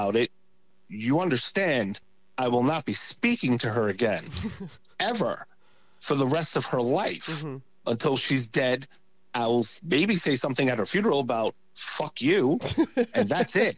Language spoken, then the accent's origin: English; New York City, New York, United States; I grew up in New York. I grew up in, Brooklyn